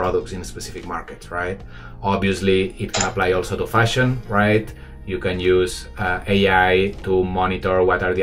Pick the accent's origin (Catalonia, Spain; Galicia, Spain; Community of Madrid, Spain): Catalonia, Spain; Barcelona; moved away as an adult; now in Shanghai, China; I'm from Barcelona, but I've been living 12 years in Shanghai.